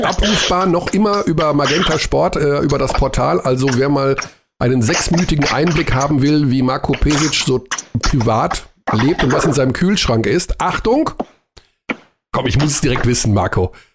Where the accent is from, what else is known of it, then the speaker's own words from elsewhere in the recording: Germany; als wir Deutschen